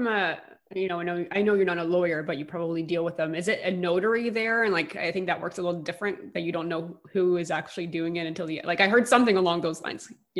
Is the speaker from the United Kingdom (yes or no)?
no; Quebec, Canada; moved away; I'm originally from Quebec